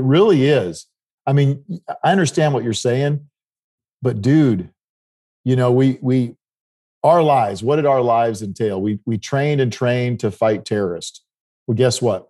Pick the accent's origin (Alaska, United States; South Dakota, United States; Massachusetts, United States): South Dakota, United States; where I grew up in South Dakota